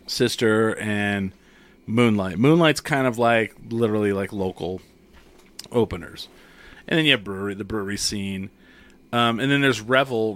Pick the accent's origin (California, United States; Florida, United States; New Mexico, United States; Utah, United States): New Mexico, United States; Clovis; I grew up in Clovis